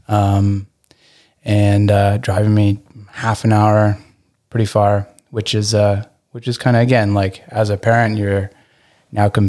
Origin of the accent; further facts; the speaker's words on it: Burlington, Ontario, Canada; also born or lived in England; Um, I I grew up in mostly in Burlington, Ontario.